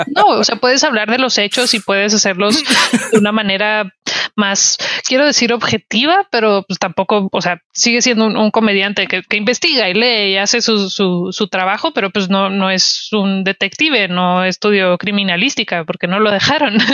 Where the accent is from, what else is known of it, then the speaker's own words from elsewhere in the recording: Ciudad Juárez, Chihuahua, Mexico; soy de Juárez